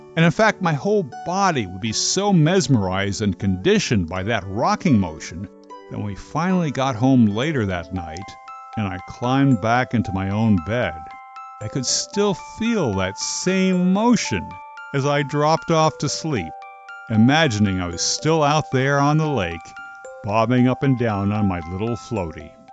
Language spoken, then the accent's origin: English; New Jersey, United States; I grew up in New Jersey, so for us the ocean was always just a half hour or so away